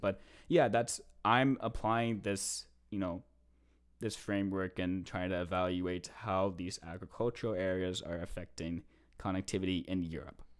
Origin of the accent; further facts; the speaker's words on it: East Coast, United States; now in Canada; I am originally from the States